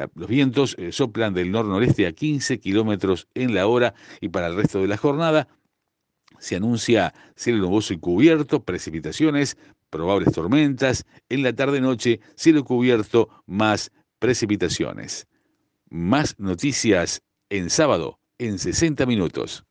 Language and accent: Spanish; Uruguay